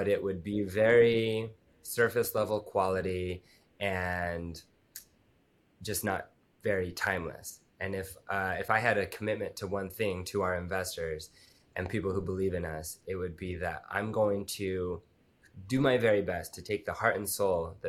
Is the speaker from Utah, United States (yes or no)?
yes; Utah, United States; I grew up in Utah and the place where I grew up in the mountains